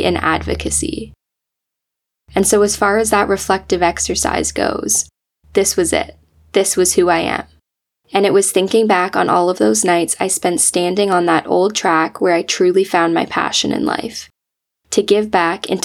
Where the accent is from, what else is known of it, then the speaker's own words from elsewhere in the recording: Georgetown, Ontario, Canada; moved away as an adult; now in Ottawa, Canada; I grew up in Georgetown, a small city just west of the GTA